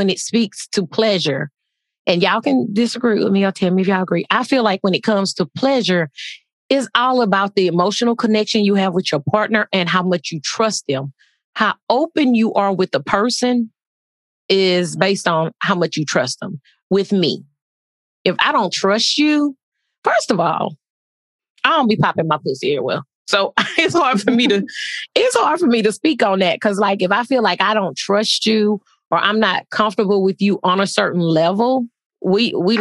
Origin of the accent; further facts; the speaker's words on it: Texas, United States; moved away; I'm from Texas